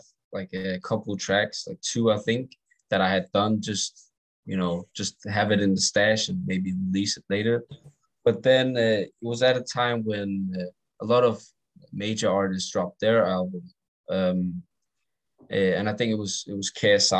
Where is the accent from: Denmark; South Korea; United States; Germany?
Denmark; accent: English or American; I do get told that I'm from Denmark